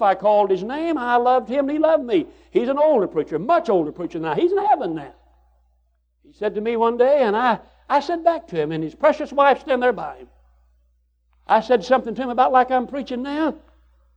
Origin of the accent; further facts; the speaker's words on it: United States; I'm an American